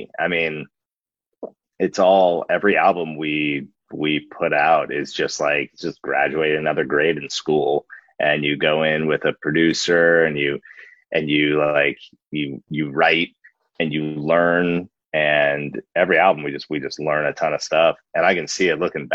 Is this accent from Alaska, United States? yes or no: yes; Alaska, United States; moved away as an adult; also born or lived in Wasilla, Alaska / Portland, Oregon; We grew up in Alaska and it's very isolated, but like very special. So we love the place that we're from